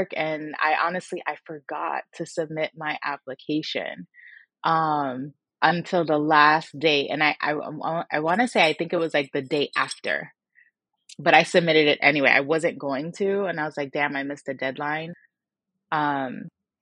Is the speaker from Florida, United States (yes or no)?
yes; Miami, Florida, United States; I'm from Miami, Florida, born and raised.